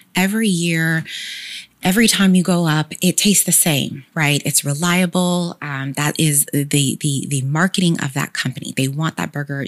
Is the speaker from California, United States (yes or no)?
yes; Sacramento, California, United States; I'm proudly from Sacramento and graduated from Sac State